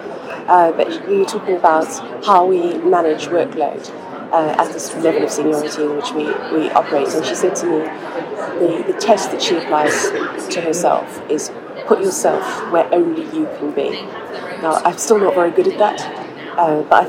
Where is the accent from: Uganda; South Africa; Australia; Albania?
South Africa; moved away; I was born in South Africa and lived through the period of apartheid